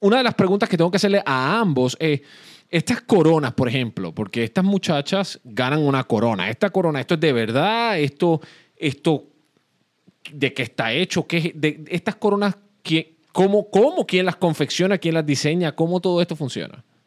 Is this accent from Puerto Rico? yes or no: yes; Puerto Rico; yo nací y crecí en Puerto Rico